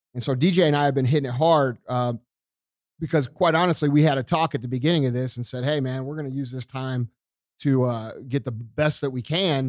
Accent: United States; I'm an American

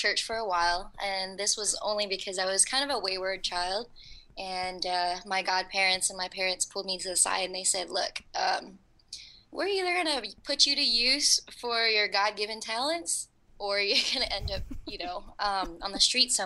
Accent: New Orleans, Louisiana, United States; moved away as an adult; now in Los Angeles, United States; I was actually from Woodlawn in Algiers

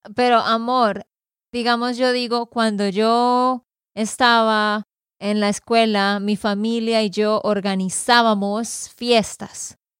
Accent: Santander, Colombia; de Santander, Colombia

